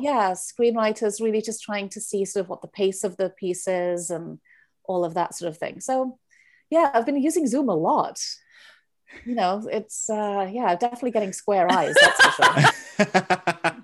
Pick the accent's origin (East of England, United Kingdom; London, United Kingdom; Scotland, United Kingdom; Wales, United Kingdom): Wales, United Kingdom; moved away; I'm from Wales. I always start with that 'cause people are always like, "Where are you from?" So I'm from Wales